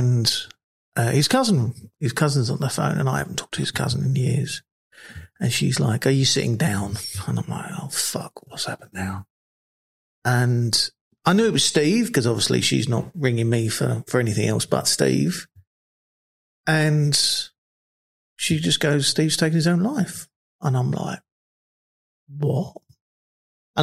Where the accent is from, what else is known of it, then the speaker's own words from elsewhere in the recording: London, United Kingdom; moved away as an adult; also born or lived in Australia; We grew up in South London together